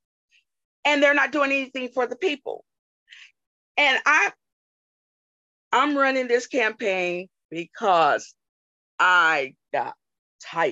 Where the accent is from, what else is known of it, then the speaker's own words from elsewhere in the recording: Alabama, United States; moved away; born and raised in Alabama, mm-hmm. in a rural area